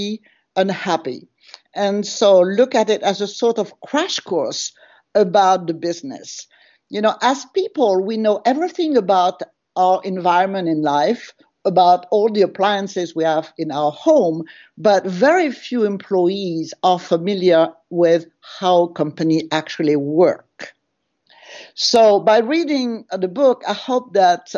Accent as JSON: {"language": "English", "country": "France", "accent": "French", "second_language": "English", "moved": "as an adult", "lives_now": "United States", "said": "my French accent, even after 30 years in the United States."}